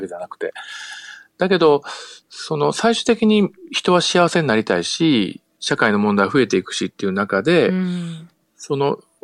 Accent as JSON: {"language": "Japanese", "town": "Kobe", "region": "Hyogo", "country": "Japan", "tie": "born or raised there", "said": "私、あの、神戸の生まれ育ちなんですけど"}